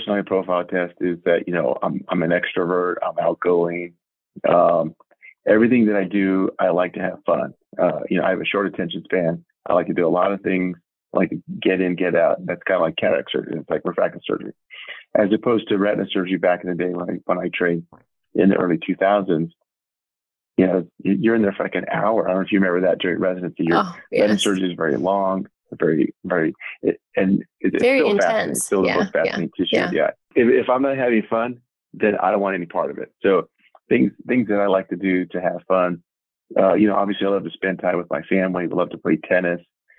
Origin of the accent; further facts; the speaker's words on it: California, United States; I was raised in California in a small town